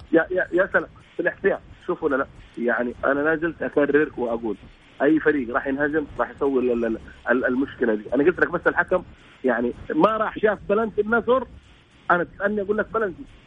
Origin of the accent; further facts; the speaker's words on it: Saudi Arabia; عندنا في السعوديه